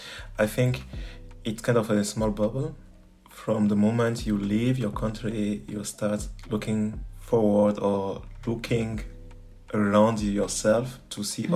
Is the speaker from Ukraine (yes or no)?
no; Lomé, Maritime, Togo; also born or lived in Dakar, Senegal; I was born in Togo. I was born in Lomé, in the suburb of Lomé in Togo, and spent some years there. But yeah. My teenage were in Dakar, Senegal.